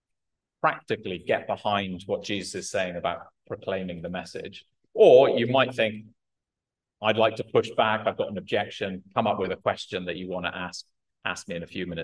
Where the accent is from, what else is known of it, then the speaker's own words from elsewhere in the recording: United Kingdom; I'm British